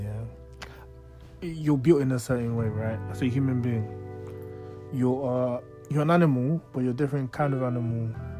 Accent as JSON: {"language": "English", "country": "Nigeria", "said": "And I'm like Nigerian."}